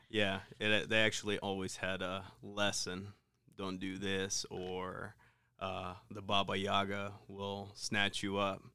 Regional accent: Ukraine; moved away; growing up in Ukraine, um, we were fairly poor

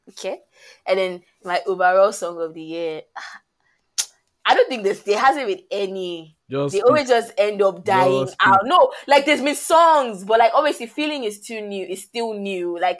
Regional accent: Lagos, Nigeria; I'm from Lagos.

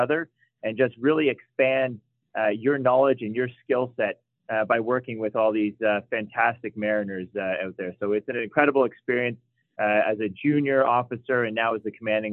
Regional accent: Toronto, Ontario, Canada; moved away as an adult; also born or lived in Kingston, Ontario; I am from Scarborough, Ontario. Born and raised there

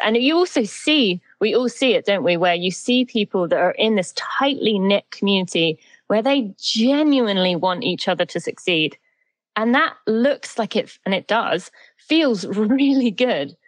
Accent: St Albans, East of England, United Kingdom; moved away as an adult; now in St. Louis, United States; I'm from Great Britain. I'm from just above London, a town called St. Albans in the UK. But I've been in the US for 15 years now

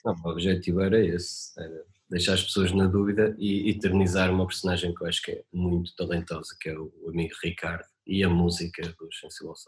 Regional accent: Marco de Canaveses, Norte, Portugal; moved away; eu nasci no Marco Canaveses

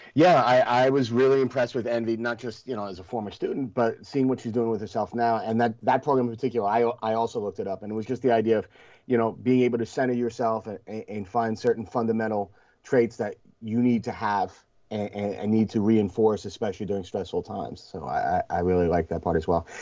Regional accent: Rockland County, New York, United States; also born or lived in Flushing, Queens, New York / South Bronx, New York; I was born in Flushing, but we moved to the Bronx when I was a baby, and I lived there until I was eight. And then we, um, you know, it was a rough area where we lived in the South Bronx, and then uh, we moved upstate to Rockland County

